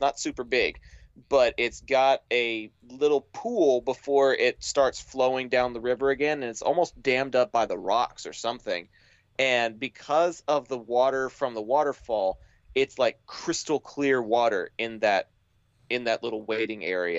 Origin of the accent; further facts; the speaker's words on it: Dallas, Texas, United States; my hometown, Dallas, Texas.